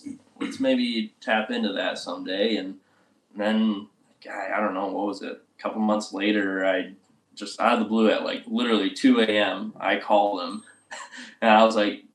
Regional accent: Grand Rapids, Michigan, United States; moved away as an adult; also born or lived in Texas; Growing up in Grand Rapids, hockey was a big part of my life

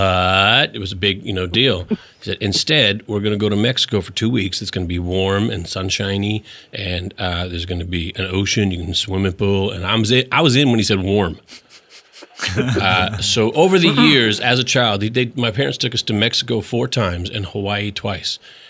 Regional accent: Edmonton, Alberta, Canada; I grew up in Canada

